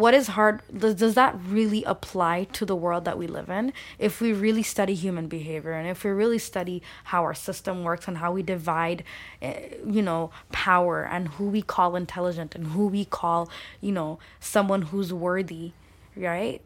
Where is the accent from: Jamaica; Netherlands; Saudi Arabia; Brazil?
Saudi Arabia; first language Bengali; English is a second language; also born or lived in Scarborough, Toronto, Canada / London; now in Toronto, Canada; I grew up in Saudi Arabia, segregated